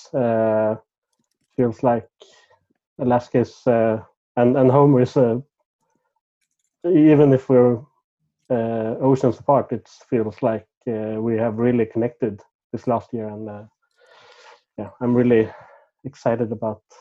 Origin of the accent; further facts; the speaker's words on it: Stockholm, Stockholm County, Sweden; moved away as an adult; now in Skövde, Sweden; I'm originally from Stockholm, the capital of Sweden, but I moved to Skövde a little over 10 years ago